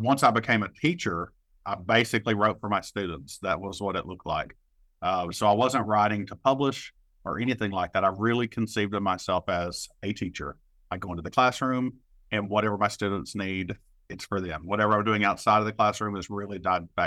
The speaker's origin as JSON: {"language": "English", "region": "Appalachia", "country": "United States", "said": "someone who is queer and Appalachian"}